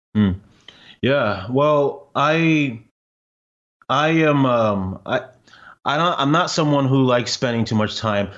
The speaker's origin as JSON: {"language": "English", "country": "Ghana", "moved": "yes", "lives_now": "Canada", "said": "I'm Ghanaian"}